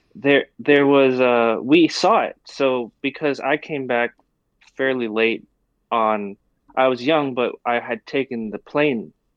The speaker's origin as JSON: {"language": "English", "country": "Taiwan", "tie": "born or raised there", "said": "growing up in Taiwan"}